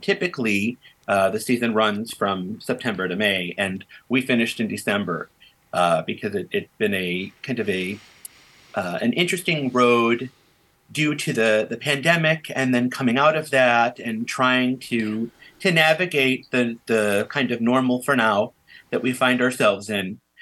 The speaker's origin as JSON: {"language": "English", "town": "Evergreen Park", "region": "Illinois", "country": "United States", "tie": "born or raised there", "said": "I grew up in Evergreen Park, which is um, a suburb of Chicago in the South Side"}